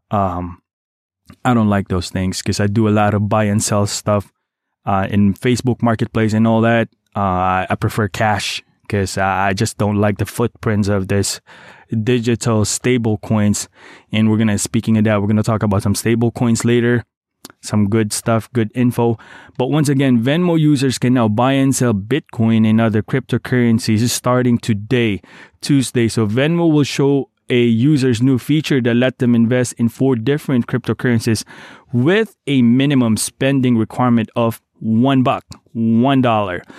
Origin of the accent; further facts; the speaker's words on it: Davao City, Davao Region, Philippines; moved away; my hometown, Davao City